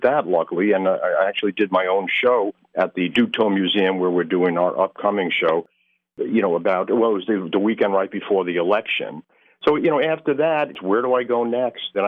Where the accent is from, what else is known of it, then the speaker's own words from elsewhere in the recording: Long Island, New York, United States; moved away as an adult; now in Poconos, United States; I'm originally from Long Island, New York, and I moved up here in about 1984.